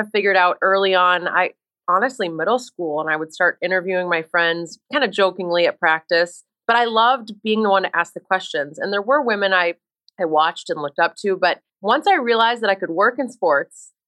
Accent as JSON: {"language": "English", "region": "Minnesota", "country": "United States", "tie": "born or raised there", "also_born_or_lived": "Boston", "moved": "as an adult", "said": "I grew up in Minnesota, so I grew up around sports my whole life."}